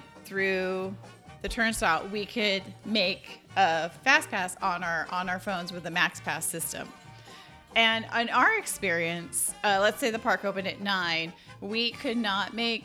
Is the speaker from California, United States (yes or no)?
yes; California, United States; accent: California; now in Texas, United States; I did grow up there, so there is. I have a California accent.